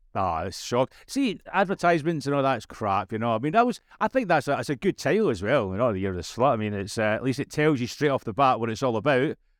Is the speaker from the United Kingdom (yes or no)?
yes; Scotland, United Kingdom; As a Scotsman, English is hard work for me